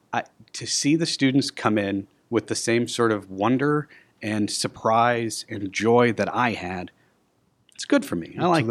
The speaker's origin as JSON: {"language": "English", "town": "Aurora", "region": "Illinois", "country": "United States", "tie": "born or raised there", "said": "I was born and raised in Aurora. I went to the schools here in Aurora"}